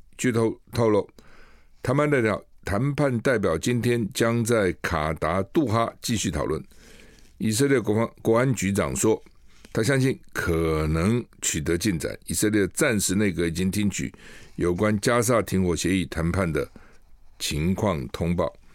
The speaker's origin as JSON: {"language": "Chinese", "country": "Taiwan", "said": "我们台湾人"}